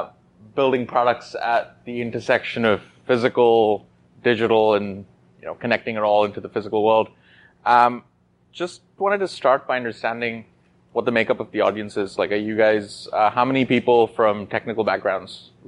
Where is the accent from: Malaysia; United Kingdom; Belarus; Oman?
Oman; also born or lived in Kashmir, India; I was born in India in the Himalayan ranges, specifically Kashmir. Immediately after, a month later, I was moved to the Middle East in Oman, where my family settled. That's where I did my schooling.